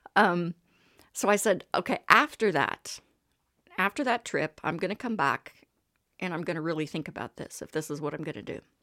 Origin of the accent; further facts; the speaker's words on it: Texas, United States; moved away as an adult; also born or lived in Houston; now in Montreal, Canada; I was born in Texas, uh, and raised there